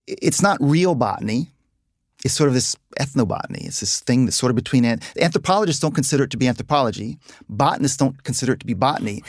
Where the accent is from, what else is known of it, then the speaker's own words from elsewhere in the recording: Virginia, United States; We, we grew up on the Chesapeake Bay, hunting, fishing, crabbing, boating.